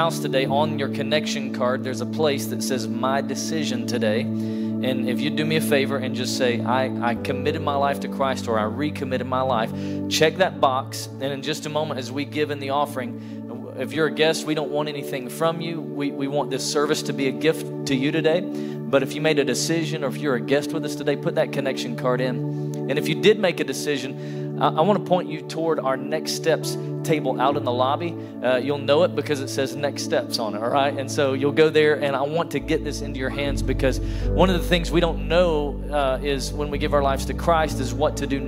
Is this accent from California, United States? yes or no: no; Sweetwater, Tennessee, United States; I grew up in Sweetwater, Tennessee